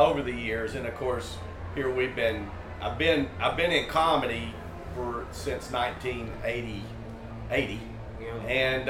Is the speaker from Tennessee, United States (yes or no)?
yes; Tennessee, United States; We're both from Tennessee.